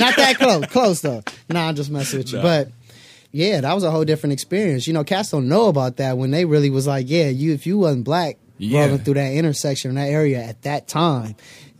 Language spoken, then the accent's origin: English; Inglewood, California, United States; born or raised there; also born or lived in Palms, Los Angeles